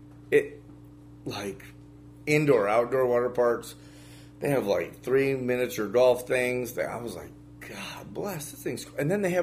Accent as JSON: {"language": "English", "region": "the North", "country": "United States", "tie": "born or raised there", "said": "in my family is both from the South. So even growing up in the North, I heard this for years as I was growing up."}